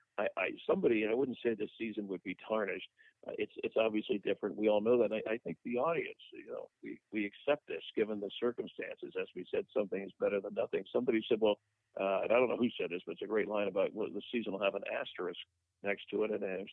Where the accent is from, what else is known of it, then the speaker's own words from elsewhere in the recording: South Florida, United States; I grew up in South Florida